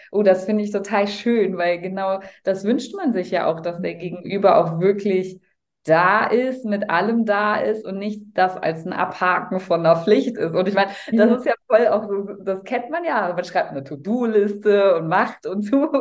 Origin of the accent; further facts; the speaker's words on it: Cologne, North Rhine-Westphalia, Germany; Also ich komme aus Köln